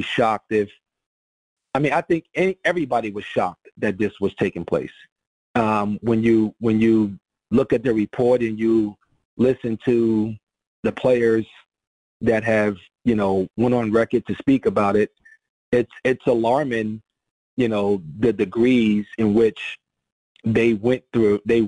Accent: New Jersey, United States; now in Houston, United States; I'm from New Jersey, but I've been in Houston. I've been in Houston for 18 years

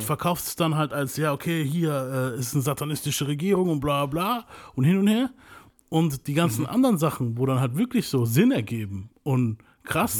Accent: Venezuela; bei uns in Venezuela

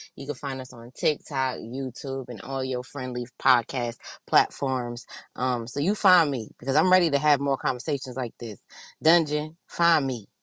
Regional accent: East Coast, United States; I grew up on the East Coast

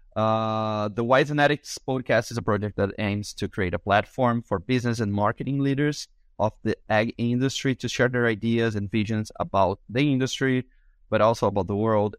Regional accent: Brazil; first language Portuguese; English is a second language; I am from Brazil, so I also, my, you know, my language is Portuguese

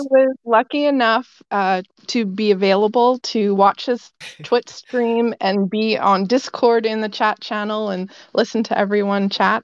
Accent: Vancouver, British Columbia, Canada; I am from Vancouver

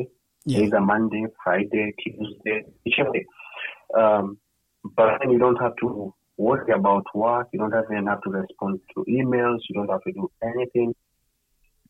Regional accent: Kenya; also born or lived in United States; now in Netherlands; we come from Kenya

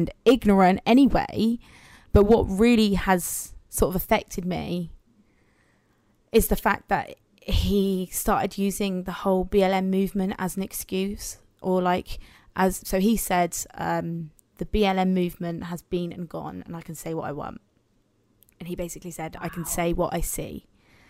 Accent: Guatemala; now in Cornwall, United Kingdom; I am from Latin America. I'm from Guatemala

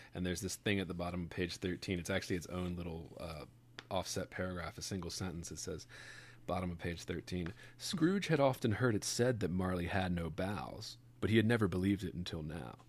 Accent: Baltimore, Maryland, United States; Sophie and I grew up in Baltimore

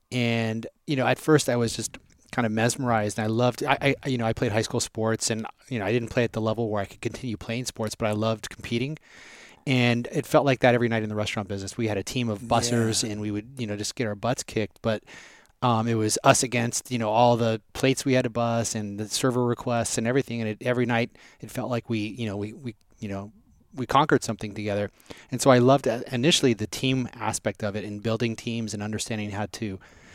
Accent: Las Vegas, Nevada, United States; also born or lived in Southern California; I grew up in Vegas. I was born in Southern Cal.

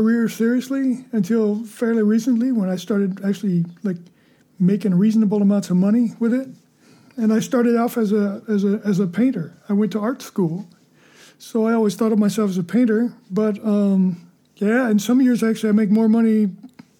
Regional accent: Lynwood, California, United States; moved away; also born or lived in Louisiana / Mississippi / Orange, California; the rest of the time, Southern California, L.A., Linwood, and then Orange

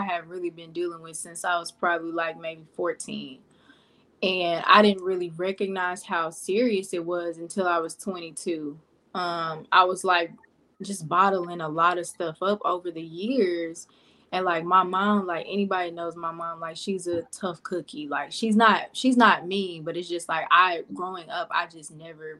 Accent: Pine Bluff, Arkansas, United States; moved away; I'm from Pine Bluff, Arkansas, originally.

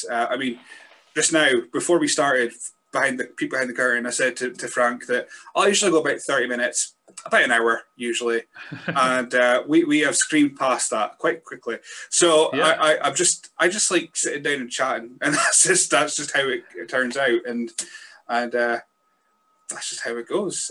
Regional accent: Scotland, United Kingdom; I'm a Scotsman

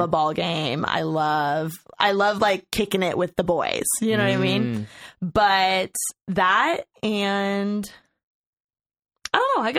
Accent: Bloomington, Indiana, United States; now in Los Angeles, United States; Okay, so I'm from Bloomington, Indiana.

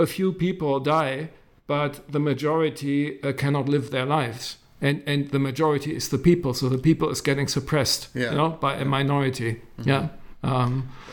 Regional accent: Berlin, Germany; I grew up in West Berlin.

